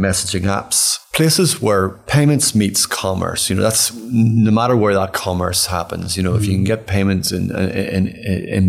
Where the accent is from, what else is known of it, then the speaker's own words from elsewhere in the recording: Ireland; I'm from Ireland